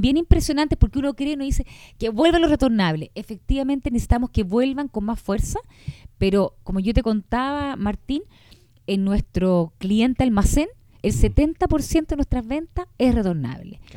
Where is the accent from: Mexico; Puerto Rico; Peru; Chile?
Chile; como chileno